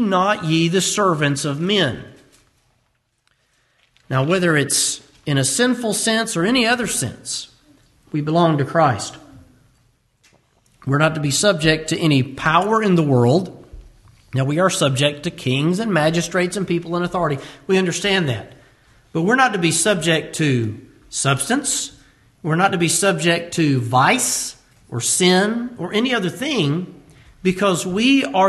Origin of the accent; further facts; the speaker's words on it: United States; As American believers